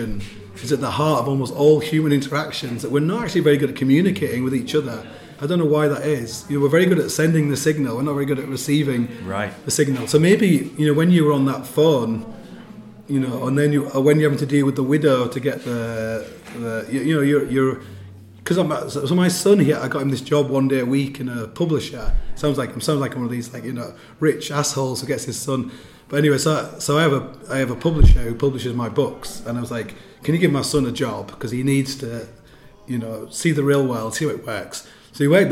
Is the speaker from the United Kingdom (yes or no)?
yes; England, United Kingdom; I'm from England.